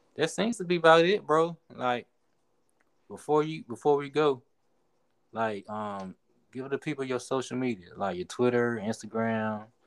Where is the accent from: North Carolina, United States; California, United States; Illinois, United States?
North Carolina, United States; Rocky Mount; my hometown, 252, Murder Mount, the Mount, Rocky Mount